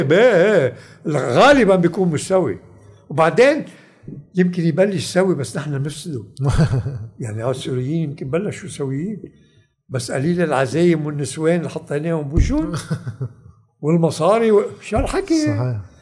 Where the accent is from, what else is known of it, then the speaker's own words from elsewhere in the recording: Lebanon; انا لبناني